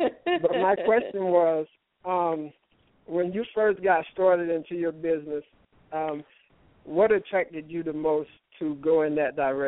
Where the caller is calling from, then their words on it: Las Vegas, Nevada, United States; also born or lived in California; I'm calling from Las Vegas, Nevada.